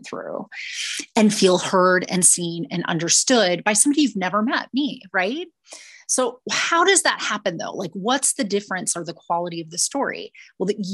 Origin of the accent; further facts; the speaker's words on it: Minnesota, United States; I was born and raised in Minnesota